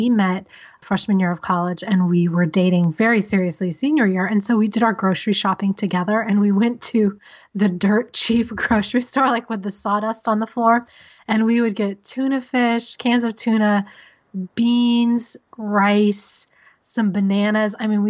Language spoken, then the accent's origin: English; Missouri, United States; also born or lived in San Diego, California / Decatur, Illinois; So I was born in San Diego, and then my family moved to the Midwest, and we lived in Decatur, Illinois, and then a suburb of St. Louis, Missouri.